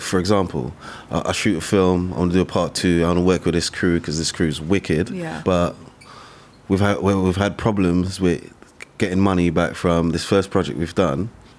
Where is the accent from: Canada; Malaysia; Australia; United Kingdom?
United Kingdom; London; in Hackney, in my hometown, in Mare Street.